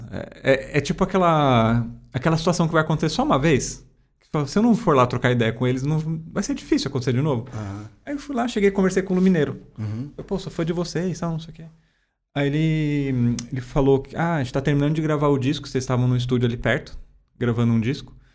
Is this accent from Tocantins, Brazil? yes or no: no; Guarulhos, São Paulo, Brazil; moved away as an adult; also born or lived in Osasco; now in São Paulo, Brazil; eu moro aqui na cidade já tem uns seis anos, mais ou menos, né? Eu sou de Guarulhos, morei em Osasco